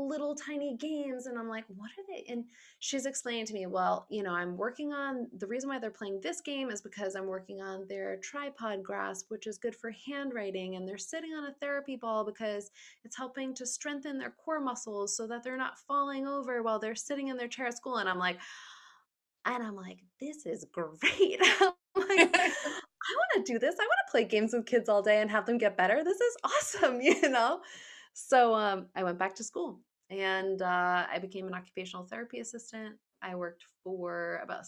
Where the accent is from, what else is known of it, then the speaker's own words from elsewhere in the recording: Smithfield, Rhode Island, United States; So I grew up in Rhode Island. I was in Smithfield for a while.